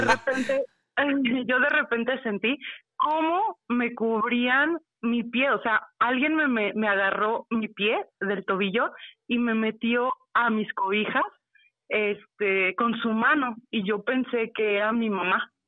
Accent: Mexico City, Mexico; Soy de la Ciudad de México

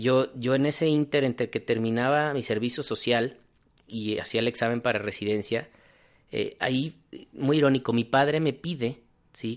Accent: Guadalajara, Jalisco, Mexico; also born or lived in Mexico City; soy mexicano, orgullosamente tapatío

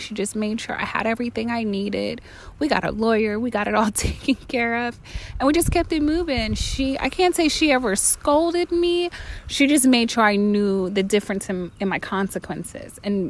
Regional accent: Virginia, United States; also born or lived in Florida; I'm from Virginia and from Florida, so it's wherever I'm at.

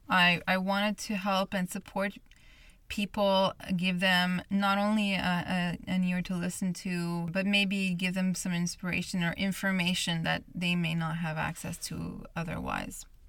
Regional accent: Montreal, Quebec, Canada; I'm born and raised in Montreal, Canada, where this podcast is based

